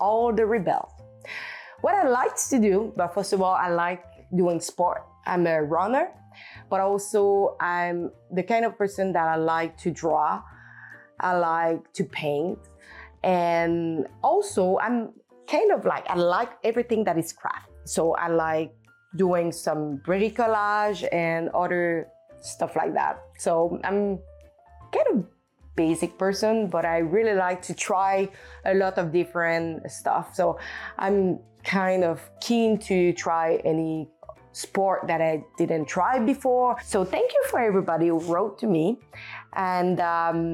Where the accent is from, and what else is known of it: Canada; accent: French; first language French; English is a second language; also born or lived in Australia